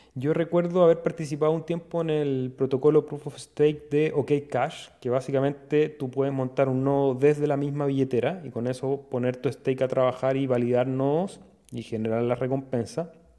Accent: Chile

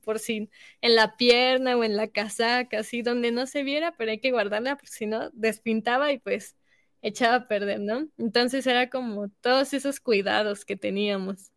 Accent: Mexico; estamos representando a nuestro país

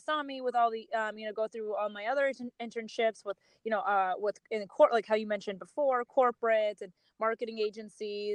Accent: Milwaukee, Wisconsin, United States; moved away as an adult; now in Chicago, United States; I'm born and raised in Milwaukee. I'm currently Chicago based, but I'm originally from Milwaukee

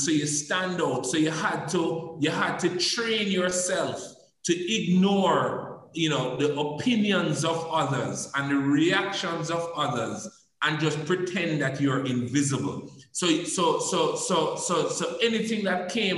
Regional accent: Jamaica; also born or lived in Canada; I became so proud of being a Jamaican

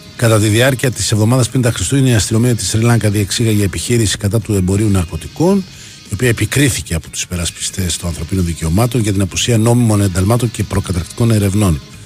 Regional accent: Livadeia, Central Greece, Greece; είναι η πατρίδα μου

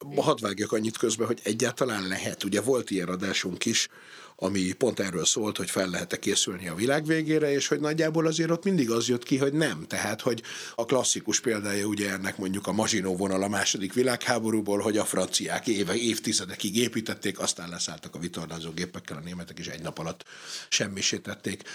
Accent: Hungary

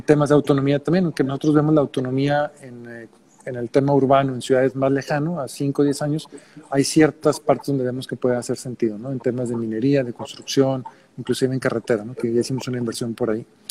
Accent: Monterrey, Nuevo León, Mexico; also born or lived in Mexico City / New York; yo soy de Monterrey originalmente

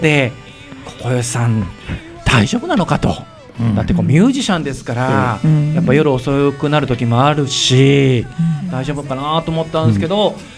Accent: Yamanashi, Japan; …はもうなんといっても山梨出身なので

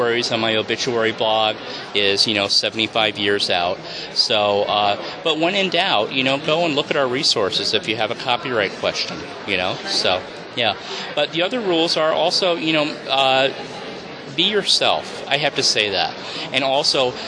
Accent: New York, United States; Christmas traditions where I grew up in New York

